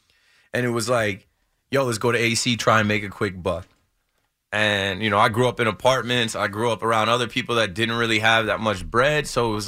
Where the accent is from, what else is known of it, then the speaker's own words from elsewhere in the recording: New Jersey, United States; Like, I'm from the Shore area, and I know a lot of people listening are from New York, but I know a lot of people listening are from Jersey too.